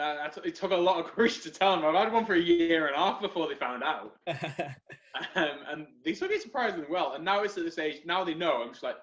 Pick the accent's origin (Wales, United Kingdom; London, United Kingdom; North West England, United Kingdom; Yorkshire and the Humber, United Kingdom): North West England, United Kingdom; Manchester; now in Leeds, United Kingdom; I'm from Manchester, so I'm Red Rose. And my mum and dad are like, you sound a bit Yorkie now.